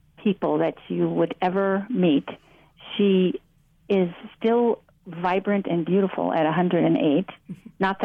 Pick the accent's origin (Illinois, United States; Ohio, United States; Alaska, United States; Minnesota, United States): Minnesota, United States; Duluth; moved away as an adult; now in California, United States; I grew up in Duluth, Minnesota